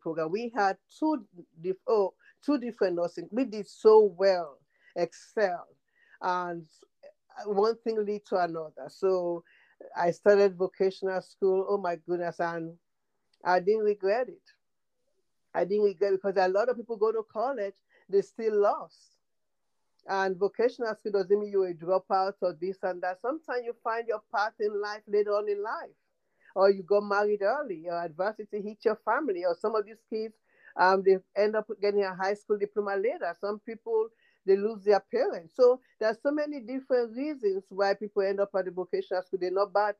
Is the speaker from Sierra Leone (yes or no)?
yes; Freetown, Western Area, Sierra Leone; moved away as an adult; now in United States; I am from Freetown, Sierra Leone, next to Ghana, Liberia, Nigeria. And I've been here for about 45 years.